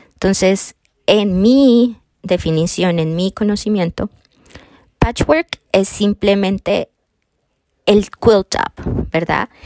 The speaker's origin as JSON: {"language": "Spanish", "country": "Colombia", "also_born_or_lived": "Florida, United States", "moved": "as an adult", "lives_now": "Wisconsin, United States", "said": "soy colombiana. Ah, yo llegué a los Estados Unidos a los 18 años de edad"}